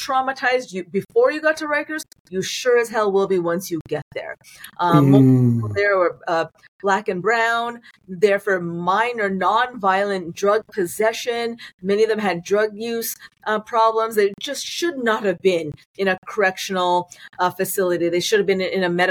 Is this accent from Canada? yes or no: yes; Toronto, Ontario, Canada; moved away as an adult; also born or lived in New Orleans; I was born and raised in Toronto